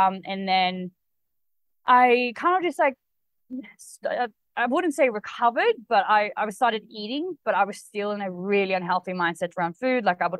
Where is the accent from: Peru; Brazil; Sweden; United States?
Sweden; English is a second language; moved away as an adult; also born or lived in Australia; now in Bali, Indonesia; I am from Sweden, so that's why I have a bit of an accent, but I lived in Australia for about 8.5 years. Only just relocated to Bali